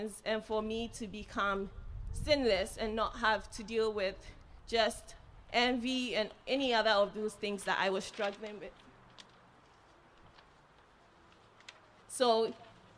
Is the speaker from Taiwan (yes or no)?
no; Ghana; moved away; growing up in Ghana and the family that I did, I was fortunate to be exposed to God at an early age